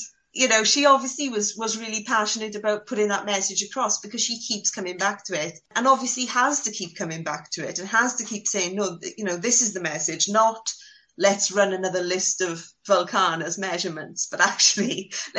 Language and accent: English; Wales, United Kingdom; as a Welsh schoolgirl